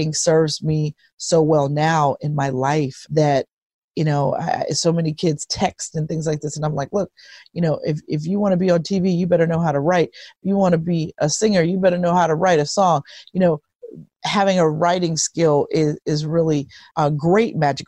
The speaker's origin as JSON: {"language": "English", "town": "Pittsburgh", "region": "Pennsylvania", "country": "United States", "tie": "born or raised there", "moved": "as an adult", "lives_now": "Philadelphia, United States", "said": "My hometown is Pittsburgh, Pennsylvania"}